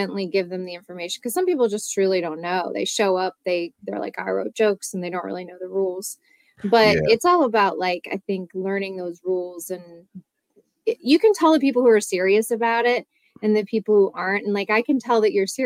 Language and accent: English; Westerville, Ohio, United States; also born or lived in Santa Barbara, California; I grew up in Westerville